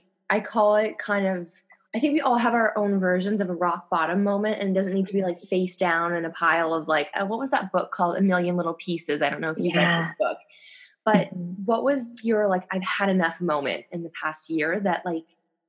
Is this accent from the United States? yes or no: no; Canada; now in France; I'm Canadian, but I've been there for a decade